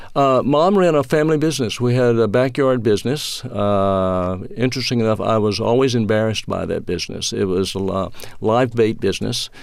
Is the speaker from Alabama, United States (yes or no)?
no; Mississippi, United States; moved away as an adult; now in Atlanta, United States; growing up in Mississippi during the fifties and sixties